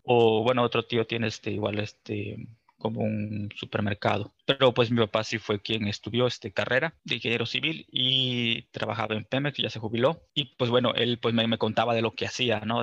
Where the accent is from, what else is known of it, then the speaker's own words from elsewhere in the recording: Cárdenas, Tabasco, Mexico; moved away as an adult; yo soy de Tabasco, pues allá estuve hasta los 18 años cuando, pues, este, en Cárdenas, Tabasco